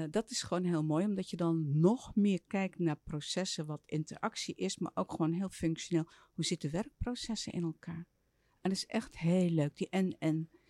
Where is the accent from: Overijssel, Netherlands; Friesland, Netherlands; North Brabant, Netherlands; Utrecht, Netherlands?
Utrecht, Netherlands; Soest; born there; In Soest.